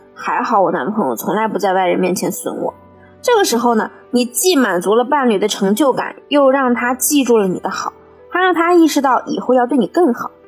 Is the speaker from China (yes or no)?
yes; China; 我们中国人